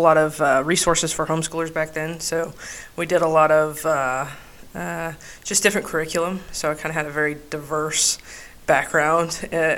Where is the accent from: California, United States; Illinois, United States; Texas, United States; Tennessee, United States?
Texas, United States; El Paso; I grew up in El Paso, Texas